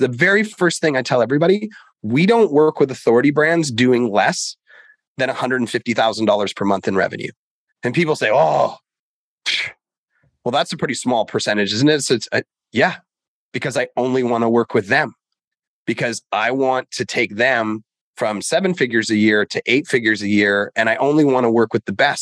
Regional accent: Canada; I grew up in Canada

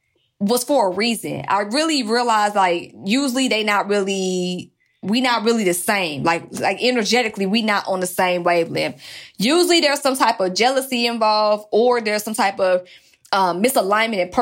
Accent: Atlanta, Georgia, United States; I'm from Atlanta

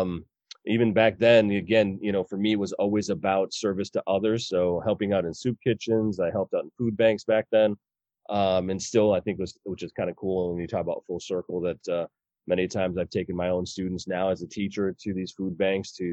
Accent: Elgin, Illinois, United States; also born or lived in Geneva, Illinois; I grew up in Elgin, on the Elgin's East Side

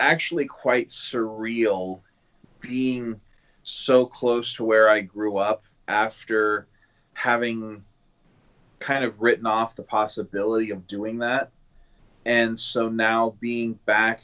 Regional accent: Northwest Kansas, United States; moved away as an adult; also born or lived in Oregon / Rio Rancho, New Mexico; now in Amherst, Nebraska, United States; I'm from Northwest Kansas originally.

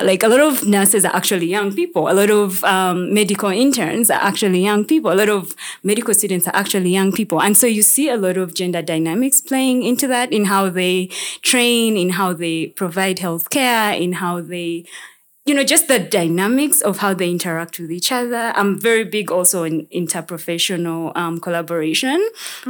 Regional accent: Uganda; I'm from Uganda

